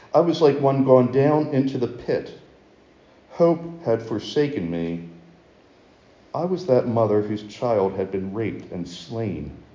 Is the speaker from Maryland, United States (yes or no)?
yes; Baltimore, Maryland, United States; I'm from Baltimore